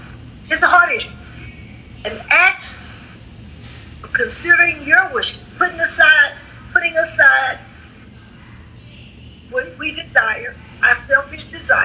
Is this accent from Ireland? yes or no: no; Beaumont, Texas, United States; I'm a Texan, but I'm not only Texan, I'm a Beaumonter, right? We're Beaumonters. Beaumont means beautiful. So we're beautiful Beaumonters